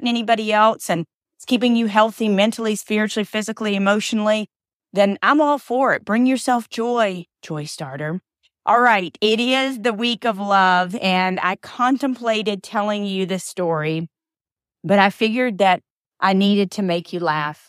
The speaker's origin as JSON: {"language": "English", "town": "Atlanta", "region": "Georgia", "country": "United States", "tie": "born there", "also_born_or_lived": "Alabama", "said": "I was born in Atlanta. I'm a Grady baby, right down the street from the new Falcons Stadium. And then spent a lot of time in Alabama and kind of all over being a military brat."}